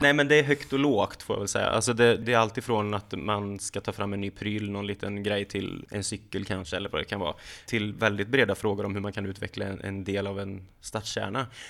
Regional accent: Lidköping, Västra Götaland, Sweden; now in Halmstad, Sweden; där jag är uppvuxen i Lidköping

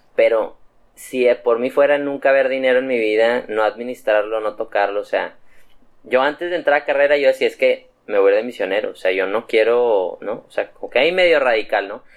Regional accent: Mexico; also born or lived in Monterrey; soy mexicano

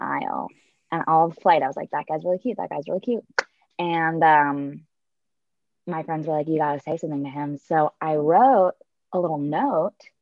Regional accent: Midwest, United States; now in California, United States; I grew up in the Midwest

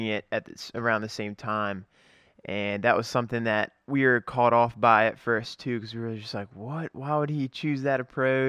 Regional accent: Maryland, United States; I'm from Maryland

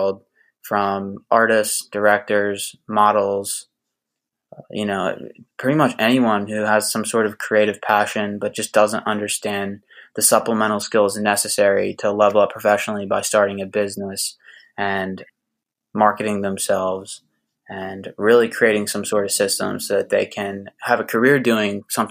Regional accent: Philadelphia, Pennsylvania, United States; also born or lived in Hollywood, California; now in Los Angeles, United States; I'm from Philadelphia, PA, and I live in Hollywood, California.

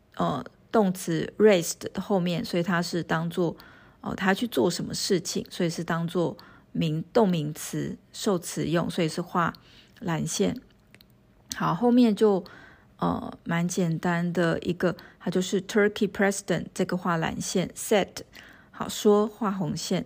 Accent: Taiwan; 我们台湾人

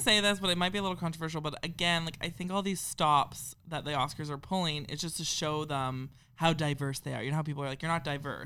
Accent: Canada; we're Canadian

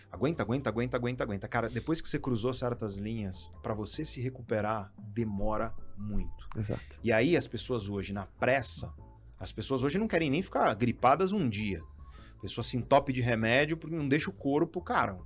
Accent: Guarujá, São Paulo, Brazil; eu sou Caissara, vim da periferia do Guarujá

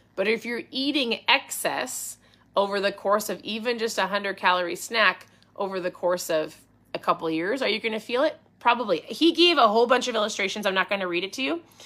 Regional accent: Minnesota, United States; accent: strong O's; I'm from Minnesota? My O's can be strong

